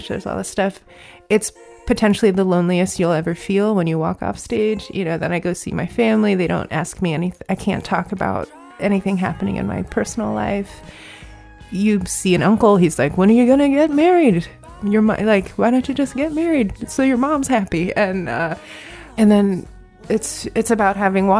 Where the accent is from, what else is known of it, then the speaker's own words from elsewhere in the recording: Virginia, United States; I grew up in Virginia with my mom